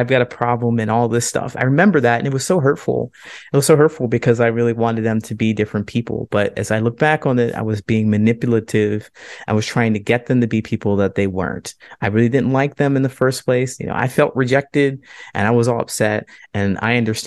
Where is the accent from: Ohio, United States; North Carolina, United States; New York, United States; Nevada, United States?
Ohio, United States; moved away as an adult; also born or lived in Central Valley, California / Modesto, California; now in Chicago, United States; I grew up in Ohio